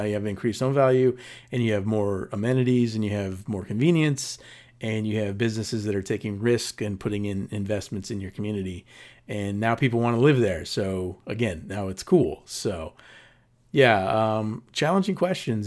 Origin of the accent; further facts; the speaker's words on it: Paramount, California, United States; moved away; when I grew up in the nineties there, it was, um, the highest, or one of the highest, um, violent crime in, in, uh, spots in the entire Southern California